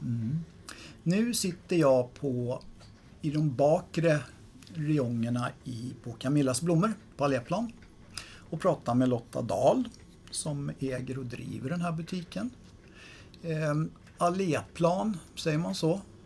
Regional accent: Stockholm, Stockholm County, Sweden; Där jag växte upp, inne på Söder

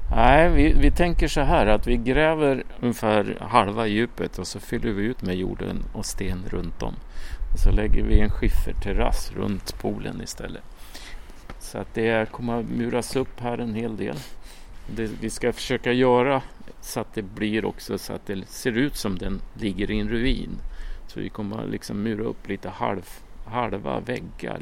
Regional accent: Sweden; moved away as an adult; now in France; hemma i Sverige

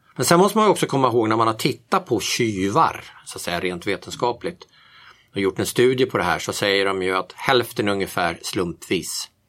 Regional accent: Järfälla, Stockholm County, Sweden; moved away as an adult; also born or lived in Bromma, Stockholm; now in Tyresö, Sweden; jag är inte född i Tyresö, jag är född i Bromma, Västerled, och uppvuxen i Järfälla, Sälby växte jag upp

